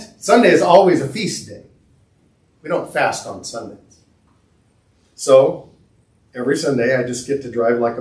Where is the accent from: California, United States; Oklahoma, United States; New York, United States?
California, United States; Southern; growing up in Southern California in the 70s